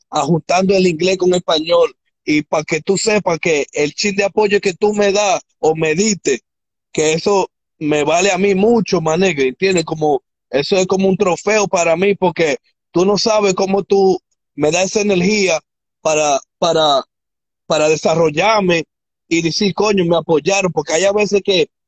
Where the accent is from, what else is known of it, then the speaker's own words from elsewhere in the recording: Dominican Republic; accent: Dominican; now in United States; yo soy mitad boricua, mitad dominicano, el español mío tú lo oyes medio dominicano